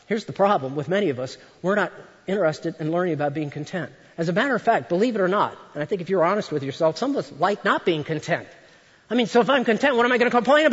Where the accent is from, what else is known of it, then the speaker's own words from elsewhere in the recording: United States; I grew up just outside of Washington, D.C.